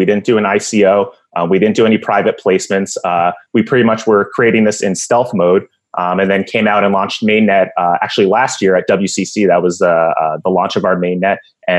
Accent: New York, United States; now in Phoenix, United States; Well, I'm from Phoenix, so, you know, I definitely favor the Suns. I'm originally from New York, but let's not even talk about the Knicks.

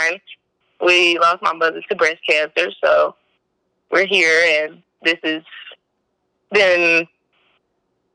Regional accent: Corsicana, Texas, United States; also born or lived in Prairie View, Texas; I'm from Corsicana, born and raised here

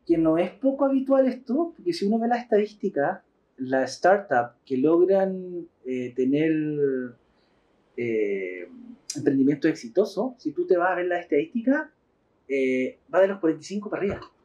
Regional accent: Concepción, Biobío, Chile; Somos de Concepción y vamos mucho a Pucón

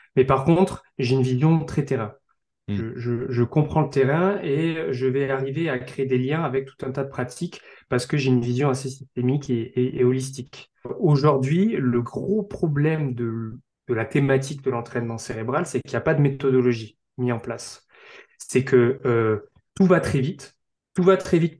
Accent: south-west France, France; also born or lived in Bordeaux; je suis originaire du sud-ouest de la France

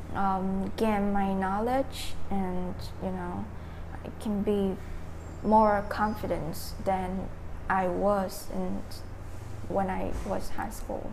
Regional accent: Dak Lak, Vietnam; English is a second language; moved away as an adult; now in Ho Chi Minh City, Vietnam; I'm from Dak Lắk province

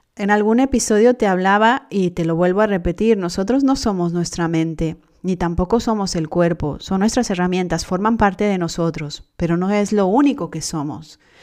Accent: Mexico; yo soy mexicana

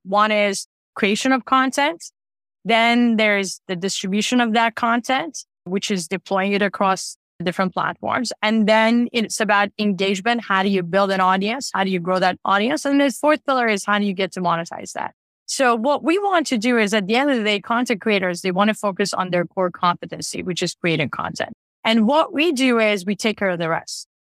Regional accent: Tehran, Tehran Province, Iran; now in Canada; I grew up in Tehran in Iran

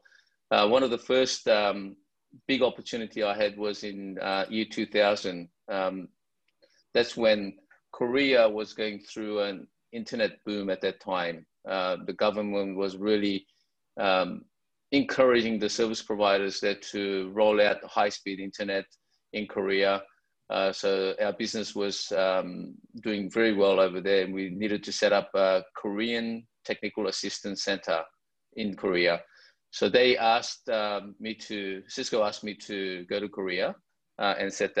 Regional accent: Sydney, New South Wales, Australia; I grew up in Sydney, Australia, and I went to the University of Sydney

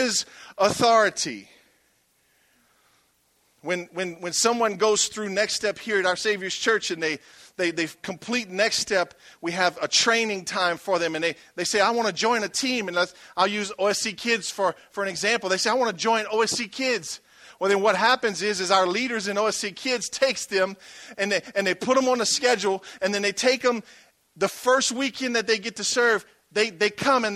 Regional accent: Franklin, Louisiana, United States; I was raised in Franklin, Louisiana.

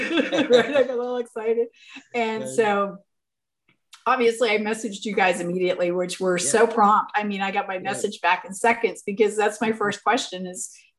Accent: Maine, United States; now in Montrose, Pennsylvania, United States; I grew up 45 minutes from Stephen King. I'm from Maine.

